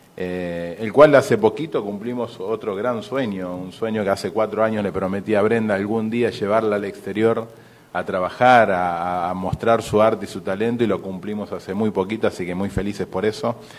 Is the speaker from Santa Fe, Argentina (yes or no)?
yes; Ceres, Santa Fe, Argentina; Ceres Santa Fe está a 700 kilómetros de Buenos Aires, está, estamos al interior, a 270 kilómetros de la capital